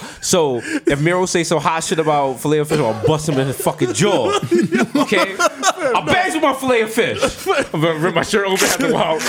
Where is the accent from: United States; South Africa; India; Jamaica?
Jamaica; I'm Jamaican.